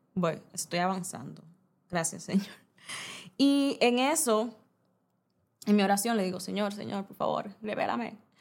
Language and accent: Spanish; Santo Domingo, Distrito Nacional, Dominican Republic; moved away as an adult; also born or lived in Bávaro, Punta Cana; soy dominicana soy, eh, viví, crecí toda mi vida en la capital, Santo Domingo